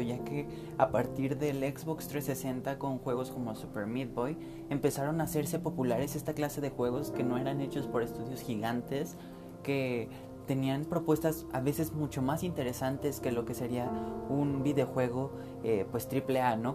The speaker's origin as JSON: {"language": "Spanish", "country": "Mexico", "said": "siendo mexicano"}